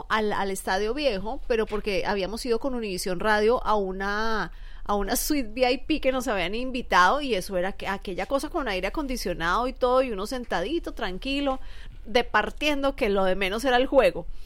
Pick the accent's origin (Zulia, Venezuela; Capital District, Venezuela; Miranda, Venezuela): Capital District, Venezuela; Caracas; Yo soy de Volvemos Caracas.